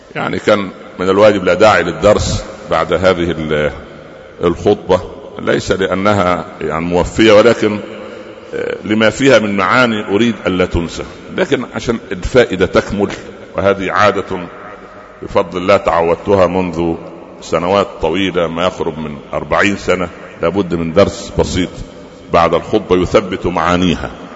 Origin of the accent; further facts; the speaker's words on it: Upper Egypt, Egypt; عندنا في الصعيد